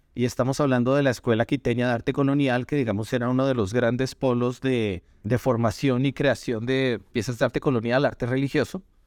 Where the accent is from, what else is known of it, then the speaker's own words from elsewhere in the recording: Bogotá, Colombia; soy colombiano, bogotano